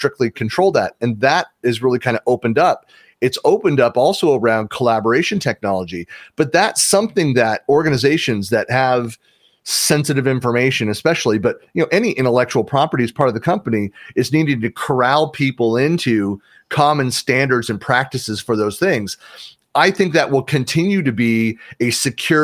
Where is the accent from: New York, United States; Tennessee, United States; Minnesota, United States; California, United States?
California, United States; San Francisco Bay Area; I'm born and raised in the San Francisco Bay Area.